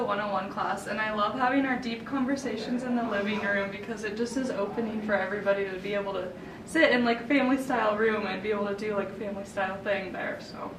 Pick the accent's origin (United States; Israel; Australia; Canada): United States; Callaway, Nebraska; I'm from Callaway, Nebraska.